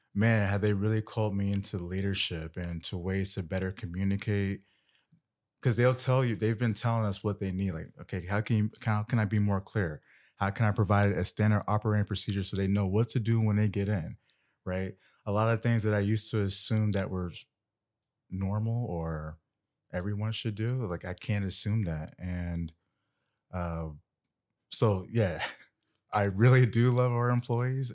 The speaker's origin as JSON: {"language": "English", "town": "Winter Park", "region": "Florida", "country": "United States", "tie": "born or raised there", "also_born_or_lived": "Atlanta / Afghanistan", "moved": "as an adult", "said": "As a young black boy growing up in Winter Park, Florida"}